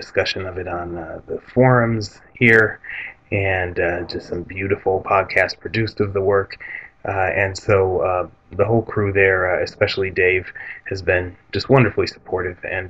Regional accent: Detroit, Michigan, United States; I was born in Detroit in the 70s. I was part of a working class Arab American enclave there

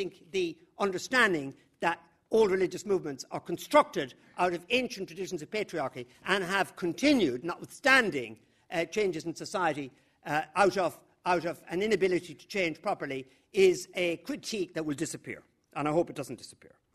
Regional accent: the middle of Ireland, Midlands, Ireland; I grew up in the middle of Ireland

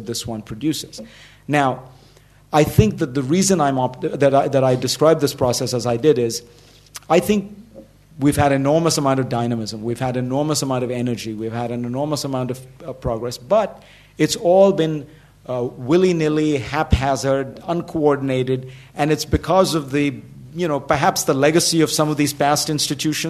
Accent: Mumbai, Maharashtra, India; I grew up in Bombay, but spent a lot of time in rural India because my father was a politician

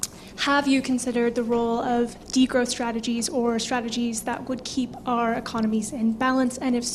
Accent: United States; moved away as an adult; Hi, I'm an American coming in for a postgraduate degree.

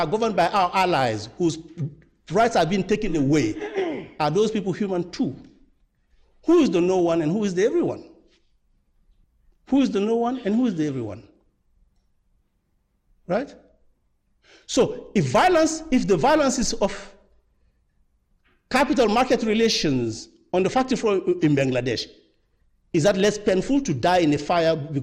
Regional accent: Guinea; moved away; I'm Francophone and of the French, former French Empire, I'm from Guinea

